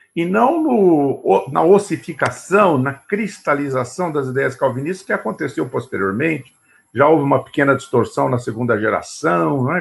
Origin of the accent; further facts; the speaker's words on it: São Paulo, Brazil; nasci nessa família presbiteriana em São Paulo